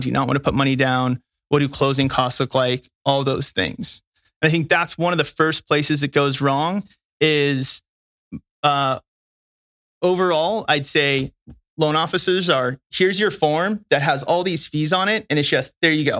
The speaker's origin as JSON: {"language": "English", "region": "California", "country": "United States", "said": "I'm from California"}